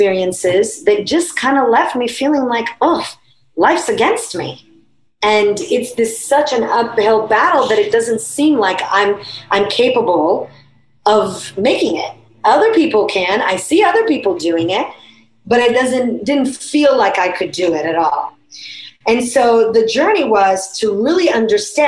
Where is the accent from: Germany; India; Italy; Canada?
Italy; moved away; I grew up in Italy